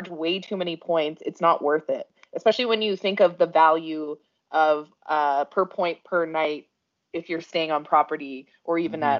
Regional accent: Canada; I'm Canadian

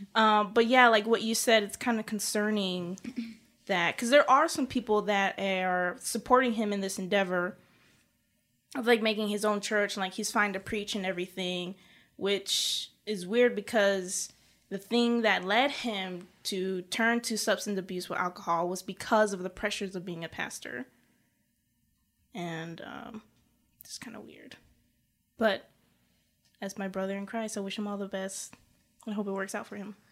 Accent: South Carolina, United States; my home state

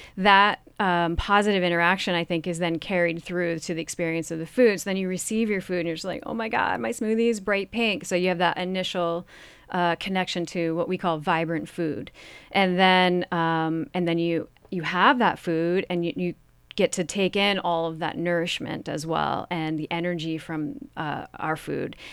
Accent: Vermont, United States; I'm from Vermont

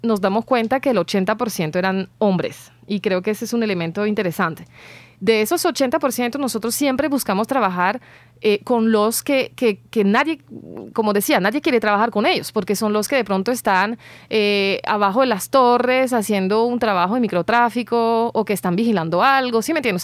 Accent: France; moved away; como francesa

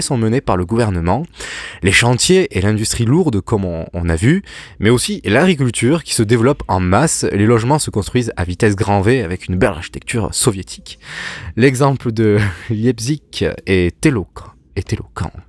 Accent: France; chez nous en France

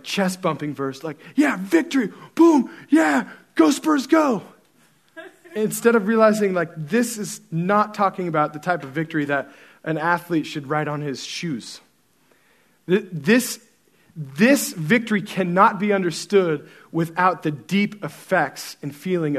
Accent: Central Oregon, United States; I grew up in Central Oregon

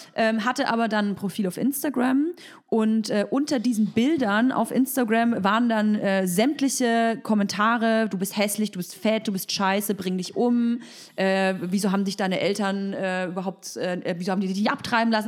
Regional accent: Berlin, Germany; ich komme aus Berlin

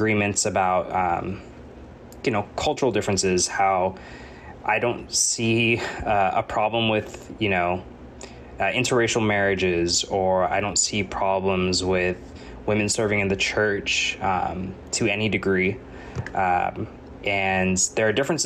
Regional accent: United States; I was born in America and raised in America

